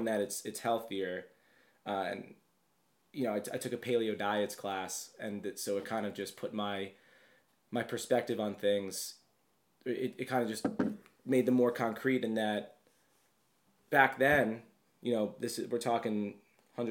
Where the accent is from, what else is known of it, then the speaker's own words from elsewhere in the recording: Long Island, New York, United States; I'm from Long Island